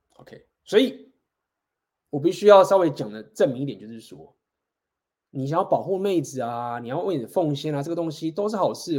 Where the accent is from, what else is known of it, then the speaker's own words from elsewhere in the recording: Taiwan; 我们台湾人，就是大家都会照顾自己家人，然后就是孝顺，我们都是很尊重照顾这个家庭